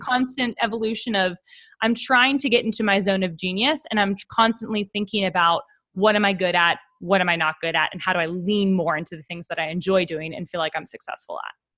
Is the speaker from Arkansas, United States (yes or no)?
no; Pittsburgh, Pennsylvania, United States; moved away as an adult; also born or lived in New York City; now in Nashville, United States; I grew up in Pittsburgh, Pennsylvania